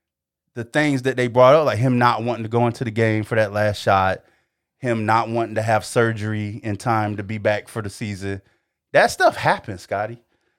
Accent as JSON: {"language": "English", "region": "North Carolina", "country": "United States", "said": "we're from North Carolina and my grandparents, so they were Tar Heel fans"}